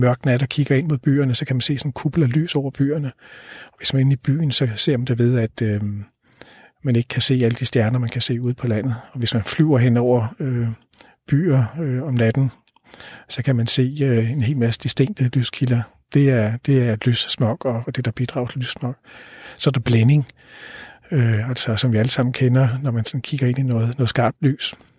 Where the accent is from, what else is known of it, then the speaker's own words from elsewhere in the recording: Denmark; som danskere